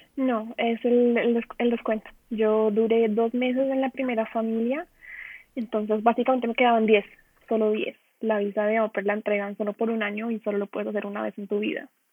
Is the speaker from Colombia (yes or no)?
yes; Colombia; moved away as an adult; now in Dortmund, Germany; Yo soy de Colombia